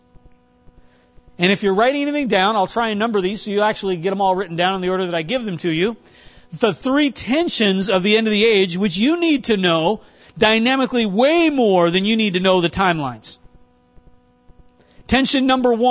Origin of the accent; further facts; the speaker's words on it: North Dakota, United States; now in Cincinnati, United States; I grew up in North Dakota.